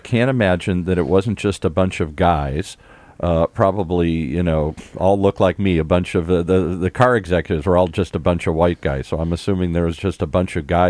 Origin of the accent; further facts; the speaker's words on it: Detroit, Michigan, United States; moved away; I grew up in Detroit